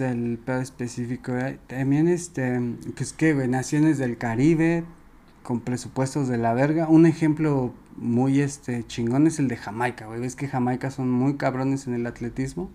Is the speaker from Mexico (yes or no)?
yes; Mexico